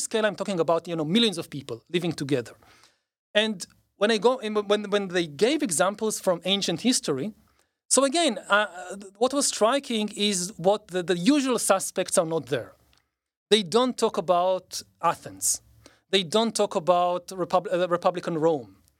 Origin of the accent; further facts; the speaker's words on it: Israel; growing up in Israel